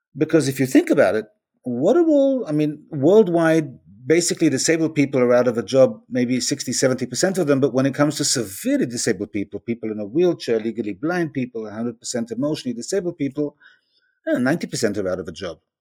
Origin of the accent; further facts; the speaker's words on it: Israel; I'm from Israel